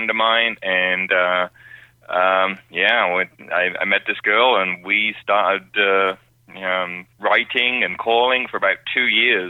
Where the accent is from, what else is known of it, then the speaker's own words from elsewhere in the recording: London, United Kingdom; moved away as an adult; now in Tulsa, United States; I'm originally from London, England, around that neck of the woods